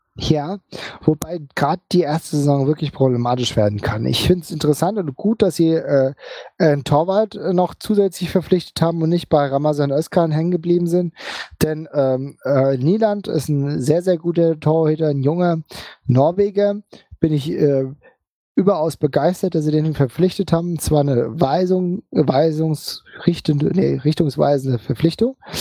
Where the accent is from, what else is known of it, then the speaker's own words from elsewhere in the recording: Frankfurt am Main, Hesse, Germany; als Frankfurter muss ich das zugeben